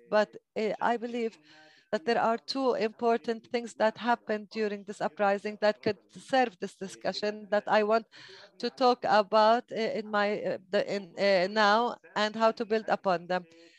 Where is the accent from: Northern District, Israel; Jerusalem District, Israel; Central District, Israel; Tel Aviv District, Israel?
Northern District, Israel; Ibillin; born there; I was born in Abilene in the Galilee, and it is located between Haifa and Akko.